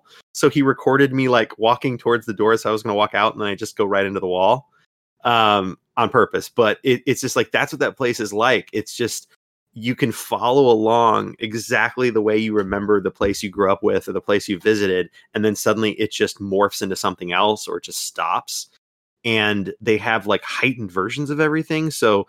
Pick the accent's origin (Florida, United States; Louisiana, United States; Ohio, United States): Florida, United States; growing up in Florida